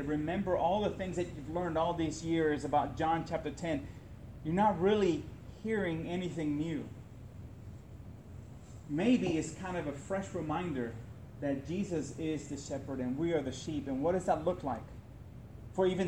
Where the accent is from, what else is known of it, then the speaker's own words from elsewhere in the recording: Puerto Rico; I grew up in Puerto Rico